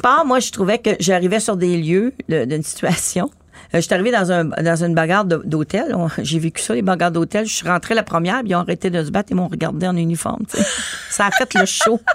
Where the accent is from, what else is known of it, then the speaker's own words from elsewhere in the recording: Montreal, Quebec, Canada; j'habitais à Montréal-Nord, c'était un gros boulevard euh, où j'habitais tout près